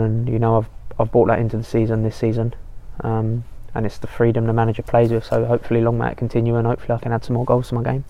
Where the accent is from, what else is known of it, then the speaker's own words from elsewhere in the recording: Colchester, East of England, United Kingdom; moved away as an adult; now in Manchester, United Kingdom; I grew up in Colchester with my mum, dad, two brothers.